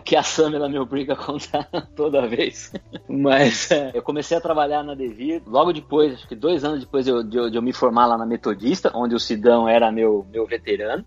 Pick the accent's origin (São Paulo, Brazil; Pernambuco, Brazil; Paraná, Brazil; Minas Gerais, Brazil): São Paulo, Brazil; Piracicaba; eu não sou de São Paulo, sou do interior, sou de Piracicaba